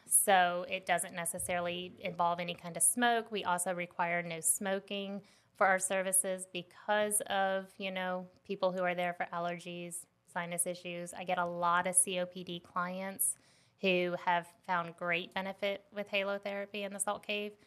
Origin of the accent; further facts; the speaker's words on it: West Palm Beach, Florida, United States; now in South Carolina, United States; I grew up in West Palm Beach, Florida.